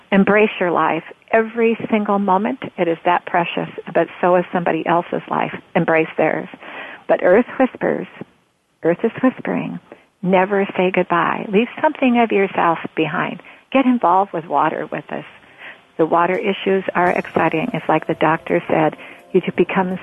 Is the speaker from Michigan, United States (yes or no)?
no; Roseburg, Oregon, United States; also born or lived in Portland, Oregon; I grew up in Roseburg, Oregon, as a young girl up until my sophomore in high school